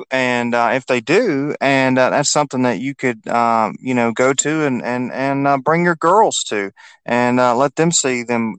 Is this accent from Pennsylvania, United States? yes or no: no; West Virginia, United States; here in my home state was the Division II Women's National Championship was won by a small school in West Virginia